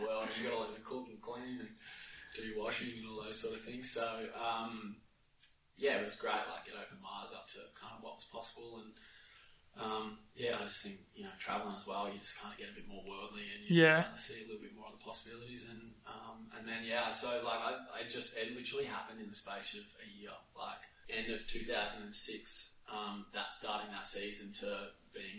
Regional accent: Australia; born or raised there

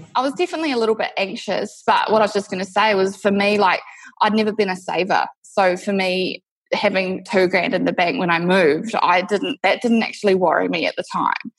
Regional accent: New Zealand; moved away as an adult; now in Perth, Australia; I'm actually from New Zealand originally. I moved to Perth, Western Australia, six years ago.

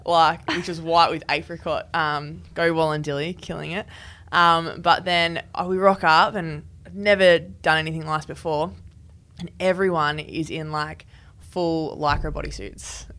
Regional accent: New South Wales, Australia; moved away; also born or lived in Western Australia; I'm from New South Wales, so I know the New South Wales pathway pretty well.

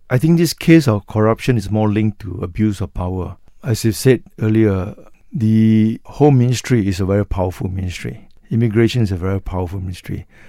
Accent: Malaysia; as a Malaysian race

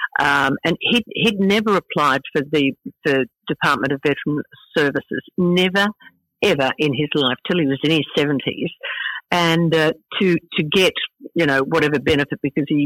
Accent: Brisbane, Queensland, Australia; It was just a fabulous childhood, the quintessential Aussie childhood.

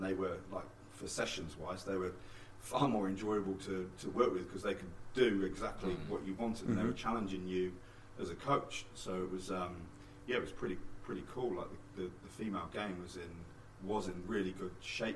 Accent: England, United Kingdom; moved away as an adult; also born or lived in United States; now in New Zealand; As English coaches

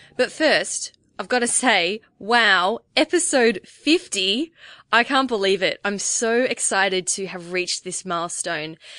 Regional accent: Melbourne, Victoria, Australia; I'm twenty-nine years old, and like the rest of our team, I'm from Melbourne, Australia.

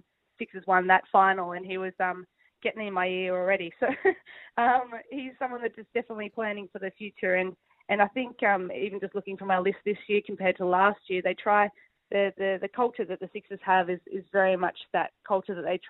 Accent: Sydney, New South Wales, Australia; also born or lived in Tasmania; to be able to kind of train and play and everything in my hometown

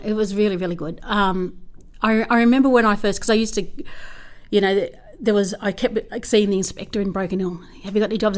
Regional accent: Menindee, New South Wales, Australia; I'm from Menindee. Um, I'm the eighth of ten children. Um, so, and I went to school in Menindee

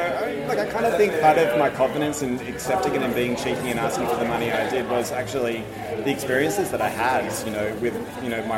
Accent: Melbourne, Victoria, Australia; I am from Melbourne. I grew up in Melbourne.

